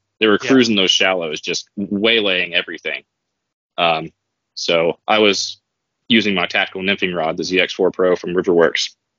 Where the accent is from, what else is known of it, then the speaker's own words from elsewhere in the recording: Appalachia, United States; because I'm from Appalachia, where the mountains are usually like mostly rounded off.